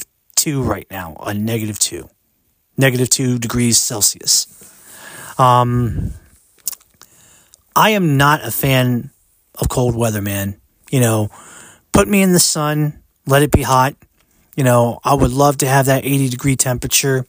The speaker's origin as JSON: {"language": "English", "region": "Maryland", "country": "United States", "tie": "born or raised there", "said": "I grew up in the United States, I was born here"}